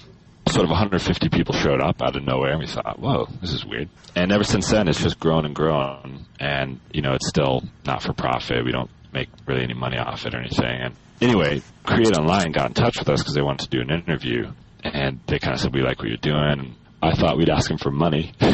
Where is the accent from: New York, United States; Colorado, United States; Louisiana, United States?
Colorado, United States; moved away as an adult; I'm originally from Colorado. I was born and raised there. I went to Colorado State University, where I got a degree in computer science.